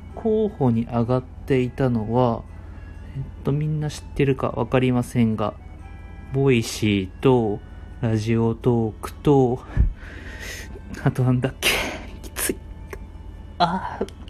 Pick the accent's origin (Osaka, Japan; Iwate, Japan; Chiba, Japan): Chiba, Japan; 僕はあの、地元が千葉